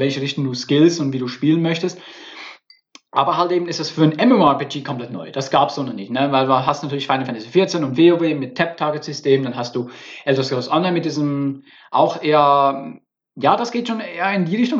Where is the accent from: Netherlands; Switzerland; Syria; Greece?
Switzerland; now in Berlin, Germany; Ich bin ja Schweizer. Ich bin hier der Schweizer